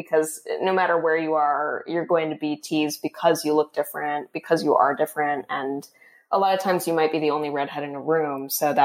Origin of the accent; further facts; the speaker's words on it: Florida, United States; I grew up in Florida